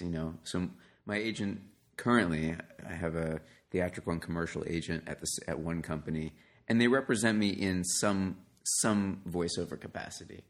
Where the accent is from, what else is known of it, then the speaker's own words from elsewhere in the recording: New York City, New York, United States; moved away; I grew up in New York City